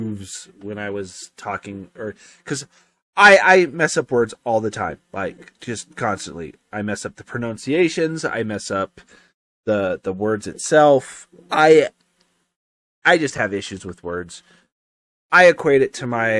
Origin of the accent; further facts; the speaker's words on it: Colorado, United States; we're from Colorado.